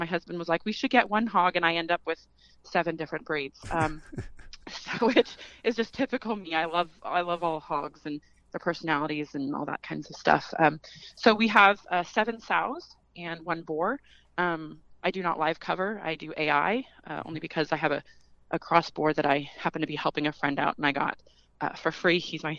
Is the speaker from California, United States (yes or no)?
yes; California, United States; now in Midwest, United States; So we're a transplant from California originally.